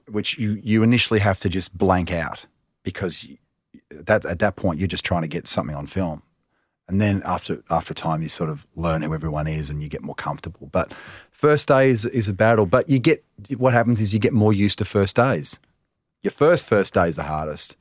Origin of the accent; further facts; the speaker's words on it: Melbourne, Victoria, Australia; I'm from Melbourne